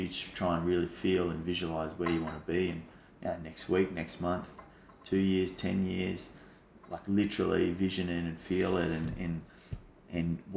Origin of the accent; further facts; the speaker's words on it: Brisbane, Queensland, Australia; moved away; because I'm from Brisbane originally, I'd go there watching, you know, footy teams play all through my childhood.